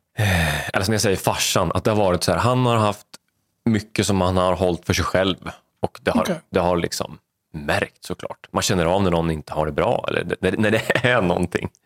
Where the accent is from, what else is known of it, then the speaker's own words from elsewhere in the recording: Vadstena, Östergötland, Sweden; uppvuxen i Vadstena, eh, yngst av, eh, fyra